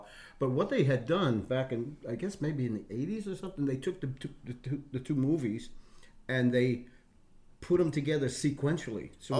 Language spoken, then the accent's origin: English; New York City, New York, United States; I grew up in the Bronx.